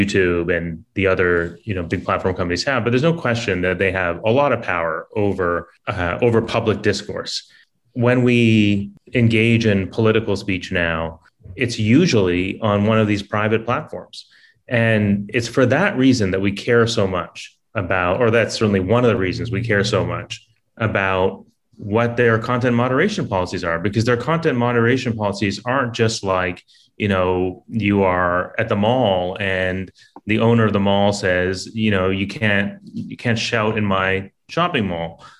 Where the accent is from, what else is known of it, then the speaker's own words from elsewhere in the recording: Canada; I'm Canadian myself